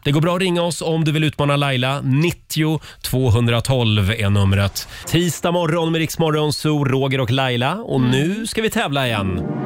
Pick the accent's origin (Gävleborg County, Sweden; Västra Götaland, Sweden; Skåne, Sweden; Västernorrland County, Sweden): Gävleborg County, Sweden; Gävle; hemma i Gävle